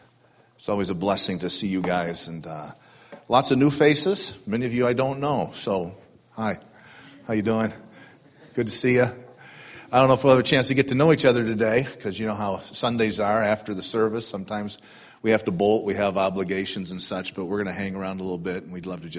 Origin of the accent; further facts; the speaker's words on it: Detroit, Michigan, United States; moved away as an adult; now in Maine, United States; I grew up in South Detroit, kind of a rough part of the world